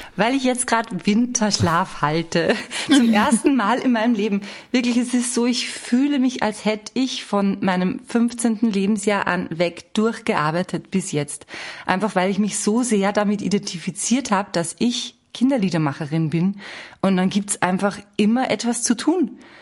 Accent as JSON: {"language": "German", "country": "Austria", "tie": "born or raised there", "said": "bei uns in Österreich eine Sendung, die hieß Am Dam des. Und die kennt ihr wahrscheinlich nicht. Und mit dieser Sendung bin ich groß geworden"}